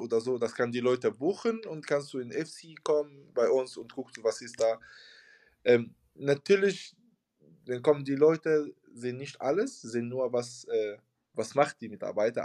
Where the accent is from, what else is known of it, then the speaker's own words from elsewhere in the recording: Tunisia; German is a second language; moved away as an adult; also born or lived in Hamburg, Germany; now in Germany; ich komme aus Tunesien. Ich bin seit äh, seit sechs Jahren, seit 2016 hier